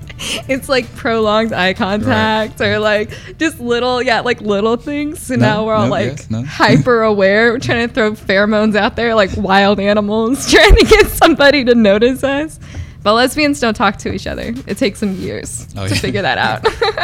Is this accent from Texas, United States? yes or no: yes; Dallas, Texas, United States; now in Austin, United States; Yeah, I'm from Dallas, too.